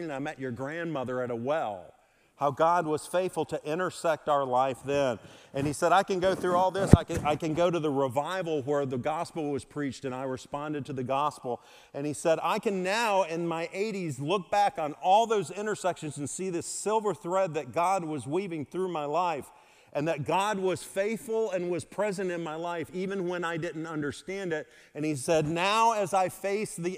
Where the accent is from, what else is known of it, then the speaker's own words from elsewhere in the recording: Mississippi, United States; moved away; I'm from Mississippi